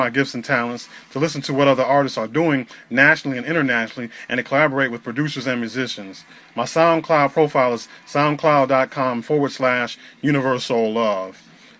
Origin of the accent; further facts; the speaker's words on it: Northern Illinois, United States; I was born and raised in Northern Illinois.